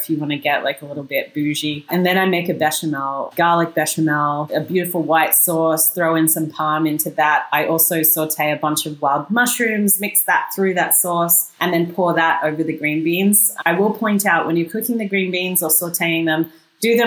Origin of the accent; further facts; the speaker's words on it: Australia; moved away as an adult; also born or lived in Brooklyn, New York; now in New York, United States; I'm actually Australian, but I moved here 22 years ago